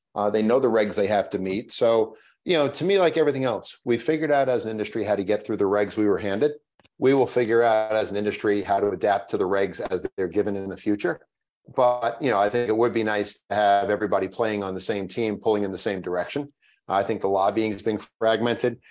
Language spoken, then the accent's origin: English; Long Island, New York, United States; I grew up on Long Island